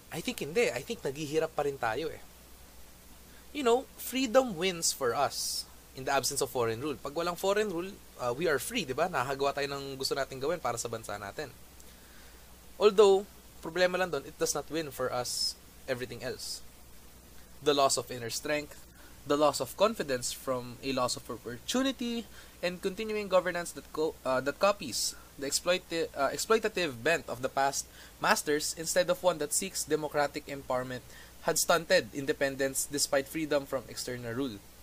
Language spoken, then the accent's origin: Tagalog; Philippines; as a Filipino